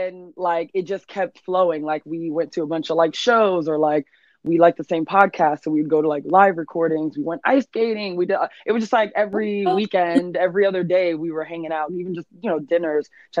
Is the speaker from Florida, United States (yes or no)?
yes; Fort Lauderdale area, South Florida, United States; moved away as an adult; now in New York, United States; I'm from South Florida, Miami area, Fort Lauderdale area. I moved to New York going on 6 years now.